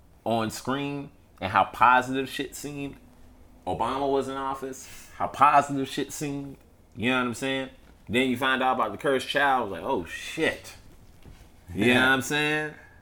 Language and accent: English; New York City, New York, United States; I'm from Harlem.